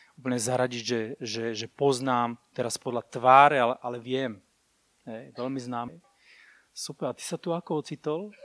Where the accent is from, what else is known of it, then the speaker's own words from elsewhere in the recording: Púchov, Trenčín Region, Slovakia; Ja som inak z Púchova